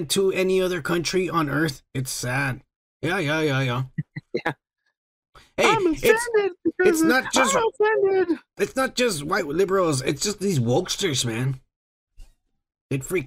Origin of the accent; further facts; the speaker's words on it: United States; I'm American